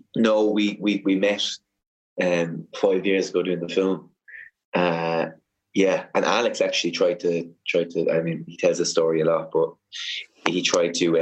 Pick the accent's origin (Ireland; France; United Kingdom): Ireland; Cork, Munster; I'm from Cork.